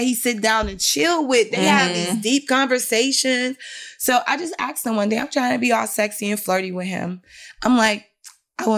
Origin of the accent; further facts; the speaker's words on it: Detroit, Michigan, United States; I'm from Detroit, from the East Side